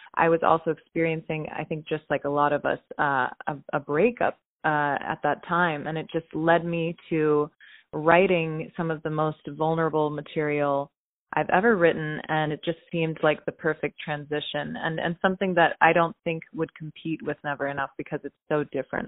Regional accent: Pittsburgh, Pennsylvania, United States; I was born in Pittsburgh, Pennsylvania

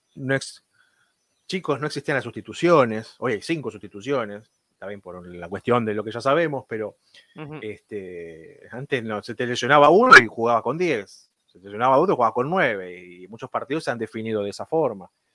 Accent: Argentina; como argentino

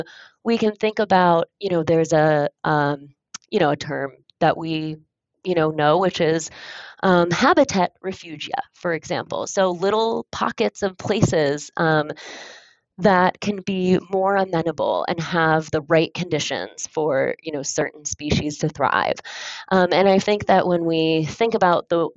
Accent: Michigan, United States; I was born and raised in Michigan, and I spent my summers in Ontario

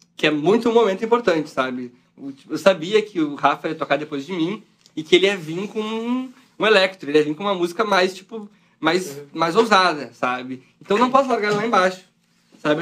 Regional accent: Brazil; A gente é brasileiro

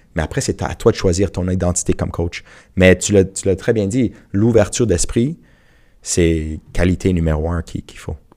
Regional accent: Montreal, Quebec, Canada; j'ai grandi à rivière des prairies

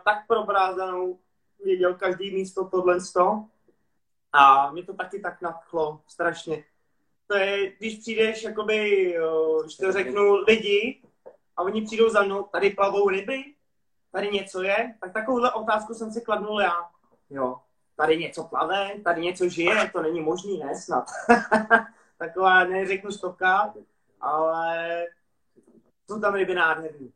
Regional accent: Prague, Czechia; jak jsem rodilý Pražák

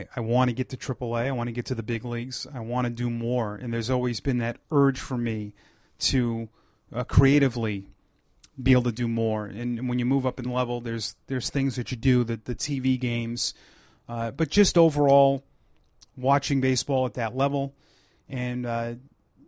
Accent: Ashland, Massachusetts, United States; also born or lived in Portland, Maine; I grew up in Ashland, Massachusetts, which is less than an hour from Pawtucket

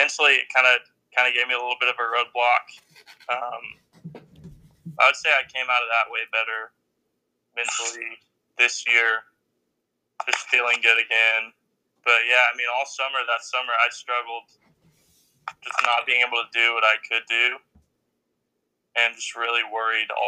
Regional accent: Midlothian, Texas, United States; I'm from the Dallas area, a little town called Midlothian

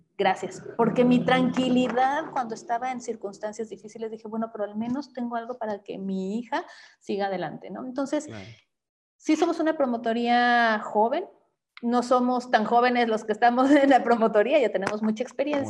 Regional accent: Mexico; como mexicanos

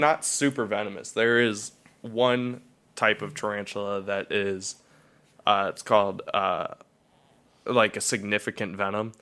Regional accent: Cuyahoga Falls, Ohio, United States; I was born in Cuyahoga Falls, Ohio, and I was raised in Cuyahoga Falls

